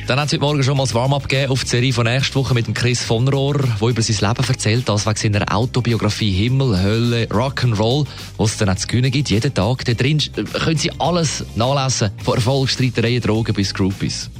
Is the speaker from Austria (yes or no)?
no; Switzerland; hier bei uns in der Schweiz